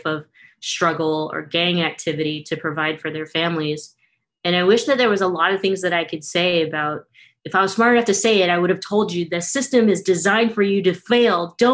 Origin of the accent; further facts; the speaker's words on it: Stockton, California, United States; I grew up in Stockton, California, so not far from Newman.